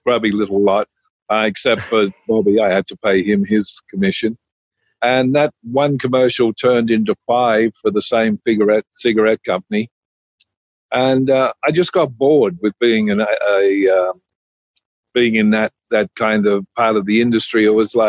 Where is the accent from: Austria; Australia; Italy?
Australia; moved away; I grew up in a little country town in Australia. I grew up with my grandfather on his farm